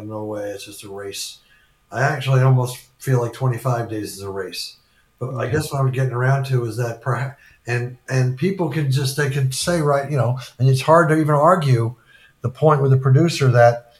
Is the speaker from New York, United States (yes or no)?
yes; New York City, New York, United States; I grew up in New York, in the metropolitan area of New York and New York City.